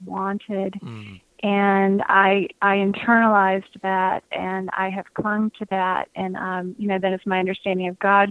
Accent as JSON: {"language": "English", "area": "just outside of Atlanta", "region": "Georgia", "country": "United States", "tie": "born or raised there", "said": "I'm a Southern girl. I grew up just outside of Atlanta in a big Catholic family"}